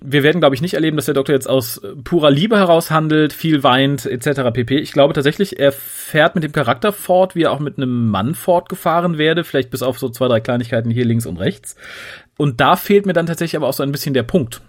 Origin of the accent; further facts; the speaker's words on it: Düsseldorf, North Rhine-Westphalia, Germany; ich bin tatsächlich als Düsseldorfer